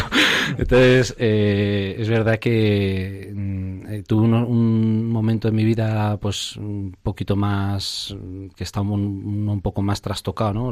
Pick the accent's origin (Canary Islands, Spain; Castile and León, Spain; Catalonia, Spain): Castile and León, Spain; Zamora; yo soy natural de Zamora